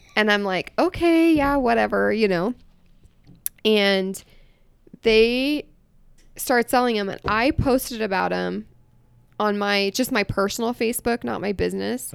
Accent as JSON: {"language": "English", "region": "Iowa", "country": "United States", "tie": "born or raised there", "moved": "as an adult", "lives_now": "Utah, United States", "said": "I grew up in Iowa"}